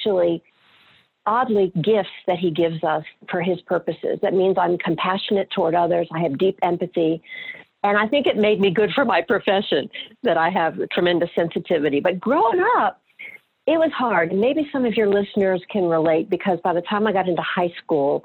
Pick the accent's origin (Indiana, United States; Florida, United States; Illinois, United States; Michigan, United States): Florida, United States; Fort Lauderdale; I'm a Florida girl by birth, actually a sixth generation Floridian. We are sharing that in common. Mm-hmm. I grew up in Fort Lauderdale, Florida